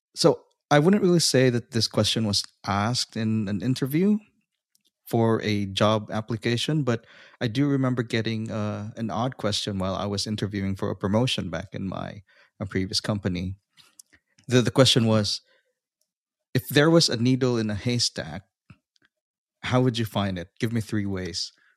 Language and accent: English; Philippines; now in Australia; I'm originally from the Philippines, but I'm currently residing in Australia